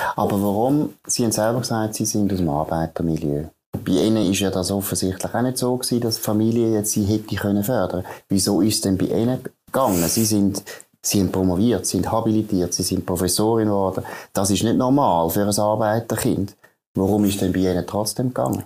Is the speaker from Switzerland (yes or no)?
yes; Switzerland; Jetzt in der Schweiz